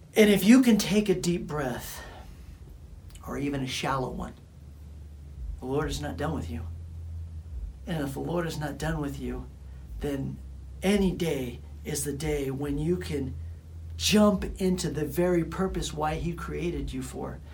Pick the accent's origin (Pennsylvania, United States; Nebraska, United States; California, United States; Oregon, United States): California, United States; Bakersfield; I come from Bakersfield, California, and the people that knew me from back in the days, they knew me as just some punk kid from Bakersfield, California